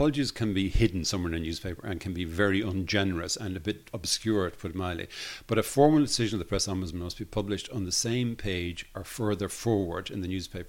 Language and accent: English; Dublin, Leinster, Ireland; also born or lived in Belfast; I'm from Dublin.